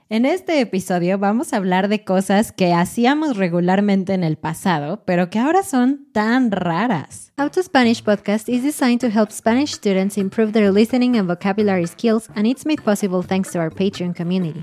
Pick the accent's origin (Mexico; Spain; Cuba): Mexico; los mexicanos generalmente llegan tarde, llegamos tarde